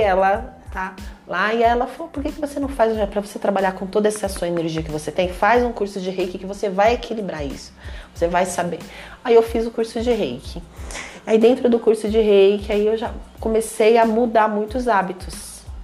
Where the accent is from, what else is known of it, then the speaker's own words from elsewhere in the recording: Brazil; sou brasileira, tenho descendência indígena